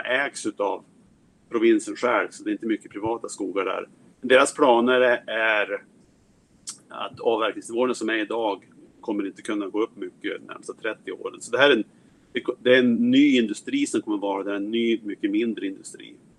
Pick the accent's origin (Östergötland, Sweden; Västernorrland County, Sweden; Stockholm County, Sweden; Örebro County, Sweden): Västernorrland County, Sweden; Härnösand; moved away as an adult; now in United States; Jag kommer från Härnösand där jag växte upp